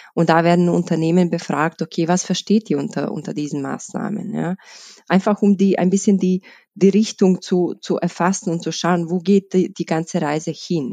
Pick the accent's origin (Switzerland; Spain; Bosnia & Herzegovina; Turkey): Bosnia & Herzegovina; moved away as an adult; now in Vienna, Austria; ich, ich komme aus, aus Bosnien, bin in Wien seit 2008, ähm, dort, also in Bosnien, in einem kleinen Stadt. Im, im Herzen Bosniens